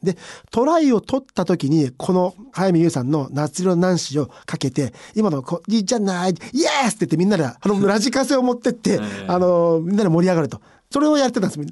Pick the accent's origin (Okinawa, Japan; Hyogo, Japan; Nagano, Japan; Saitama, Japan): Saitama, Japan; 私浦和出身